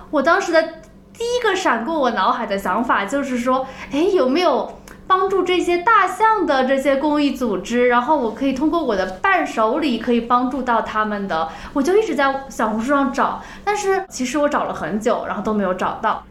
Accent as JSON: {"language": "Chinese", "town": "Suzhou", "region": "Jiangsu", "country": "China", "said": "我们都是来自苏州"}